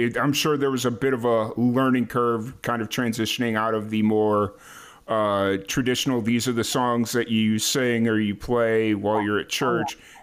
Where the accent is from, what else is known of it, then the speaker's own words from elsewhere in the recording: Chicago, Illinois, United States; now in Texas, United States; I grew up in Chicago